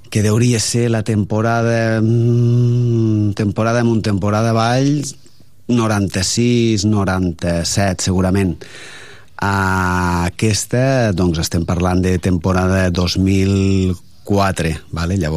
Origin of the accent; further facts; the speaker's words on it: province of Lleida, Catalonia, Spain; now in Tarragona, Spain; el meu poble és un poble petit, com són tots els de majoria de Lleida, uns... dintre de la, del que és la província no està malament, tenim 2.000 habitants, i llavors, evidentment, eh, estem parlant de, de l'any... Jo vaig néixer l'any 68